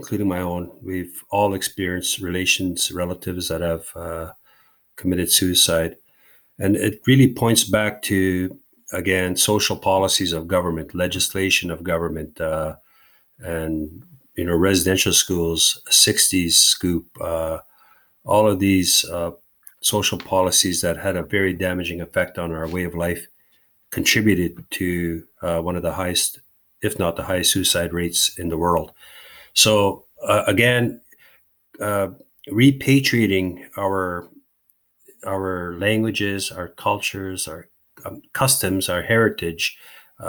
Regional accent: Long Plain First Nation, Manitoba, Canada; Growing up in Long Plain

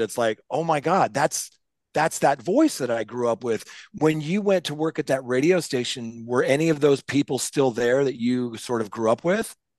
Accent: Seattle, Washington, United States; I was growing up in Seattle listening to K J R A M radio

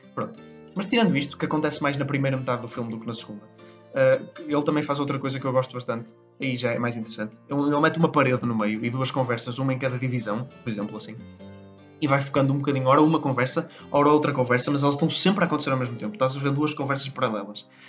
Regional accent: Portugal; somos portugueses

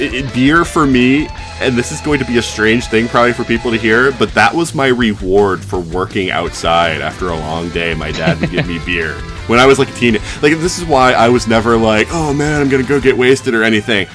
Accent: South Carolina, United States; where I grew up in South Carolina

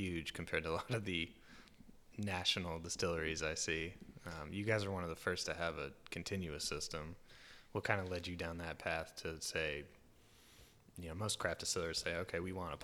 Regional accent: Ithaca, New York, United States; I grew up in Ithaca, and Finger Lakes has been part of my life for a long time

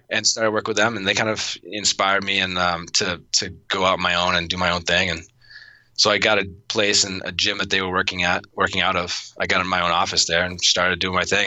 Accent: Auburn, Massachusetts, United States; now in Arizona, United States; I grew up in Auburn, Mass, uh, next to Worcester, Mass

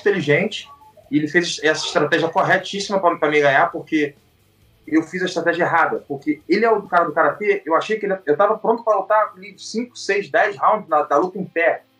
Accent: Brazil; nós somos brasileiros

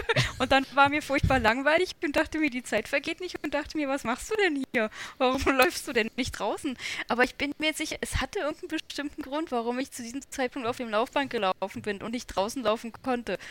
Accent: Berlin, Germany; ich bin Berlinerin

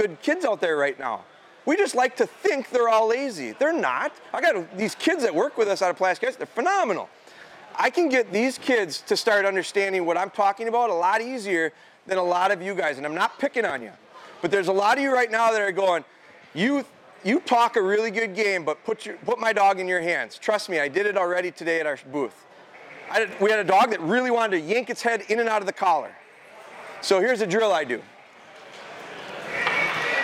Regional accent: Pulaski, United States; we're from Pulaski. Pulaski's kind of a farm community

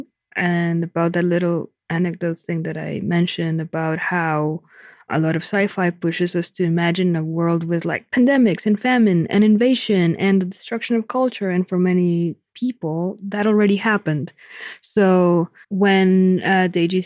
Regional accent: Mexico; I'm from Mexico.

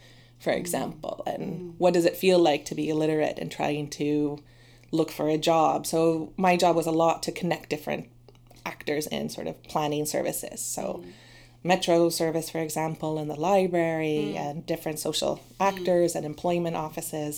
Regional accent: Canada; moved away as an adult; also born or lived in Toronto; now in Sweden; I'm originally from Canada

